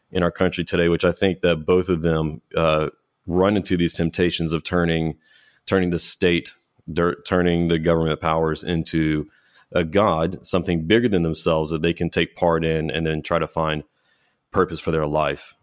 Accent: United States; American Christians

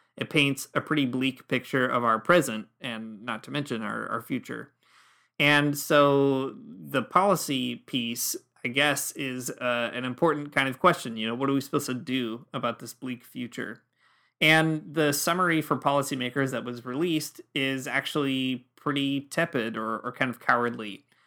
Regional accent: Michigan, United States; now in Ontario, Canada; I grew up in Michigan

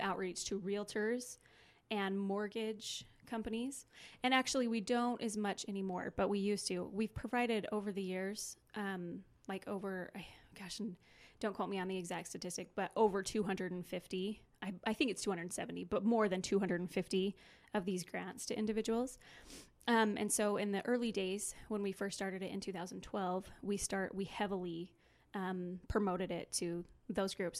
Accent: Cache Valley, Utah, United States; I'm actually from Cache Valley

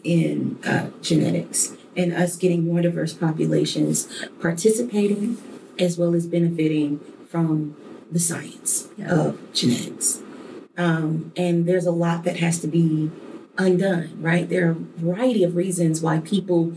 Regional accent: Detroit, Michigan, United States; a little girl growing up in Detroit.

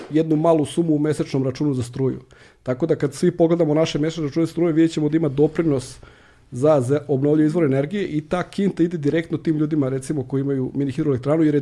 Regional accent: Serbia; kod nas u Srbiji

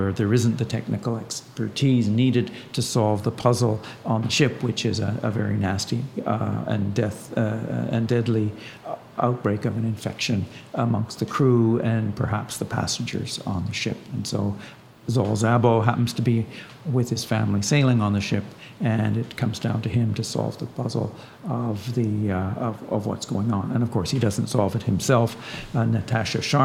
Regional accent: Ottawa, Ontario, Canada; also born or lived in Canadian Prairies; I was raised on the prairies

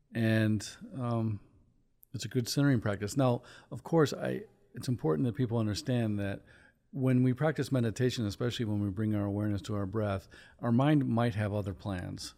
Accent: Chicago, Illinois, United States; moved away; I'm from Chicago

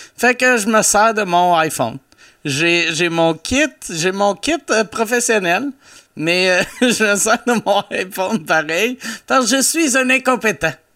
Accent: Loretteville, Quebec, Canada; À Loretteville, qui est mon, euh, mon village natal

